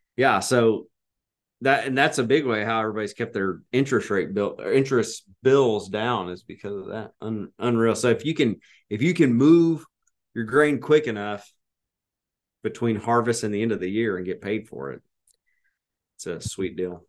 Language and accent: English; Arkansas, United States; I'm from Arkansas